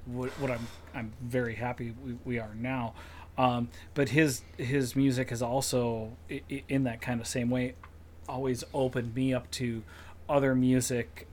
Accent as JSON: {"language": "English", "region": "Minnesota", "country": "United States", "said": "we're all Minnesotans"}